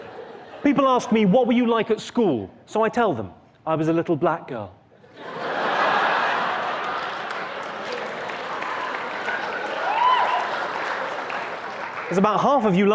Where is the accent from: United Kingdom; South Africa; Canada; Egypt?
United Kingdom; I'm from Great Britain